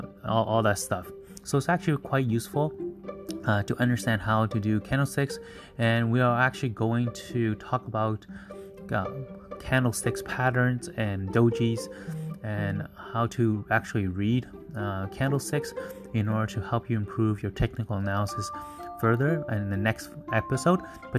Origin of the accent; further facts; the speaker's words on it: Canada; I'll just use North America because I'm from Canada.